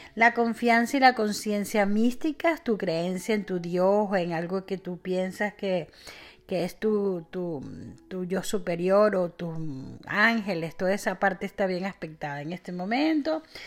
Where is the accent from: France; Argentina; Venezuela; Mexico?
Venezuela; en mi país Venezuela le llamamos guanetes